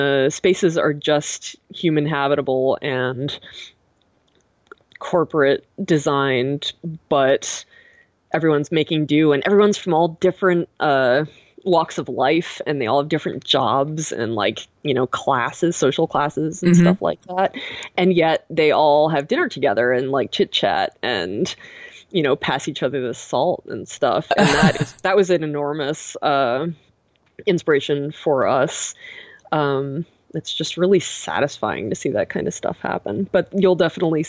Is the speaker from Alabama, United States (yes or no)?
no; Boston, Massachusetts, United States; moved away as an adult; now in Pacific Northwest, United States; I'm from Boston, and it is living here is very different from living there